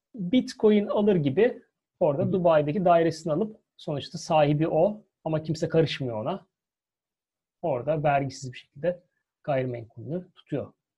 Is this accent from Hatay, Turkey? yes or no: no; Istanbul, Turkey; now in United Kingdom; Bizim güzel Halicimiz, Boğazımız var.